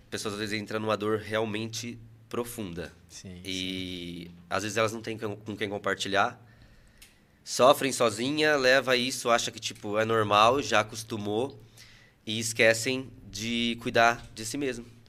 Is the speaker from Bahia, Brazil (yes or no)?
no; Salto, São Paulo, Brazil; Eu nasci em Salto mesmo